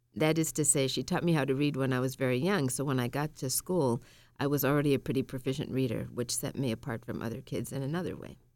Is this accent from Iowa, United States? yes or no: no; Massachusetts, United States; also born or lived in Tallahassee, Florida; I grew up in Massachusetts. And I was born in Tallahassee, Florida